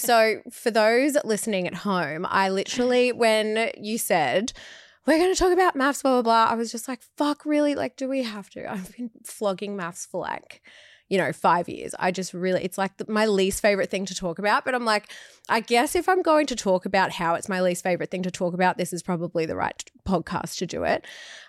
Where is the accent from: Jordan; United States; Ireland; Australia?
Australia; Yeah, we're Australian.